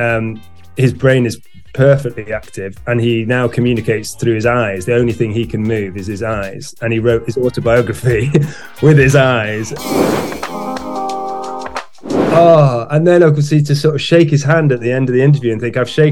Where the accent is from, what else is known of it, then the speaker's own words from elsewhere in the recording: Knutsford, North West England, United Kingdom; also born or lived in Cheltenham; I was born in Cheltenham, and then when I was five, we moved to Knutsford, where I currently live. I did go away briefly, but came back. So I grew up here in Cheshire